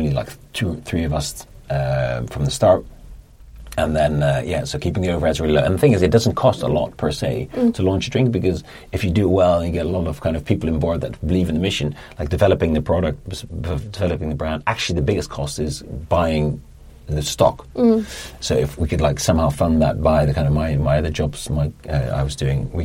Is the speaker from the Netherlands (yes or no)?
yes; Netherlands; moved away as an adult; now in London, United Kingdom; I'm from Holland originally